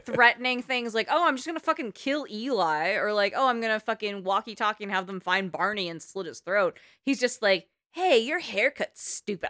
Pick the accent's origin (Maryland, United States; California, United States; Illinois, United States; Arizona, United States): California, United States; the Bay Area; I'm from the Bay. It's an accent.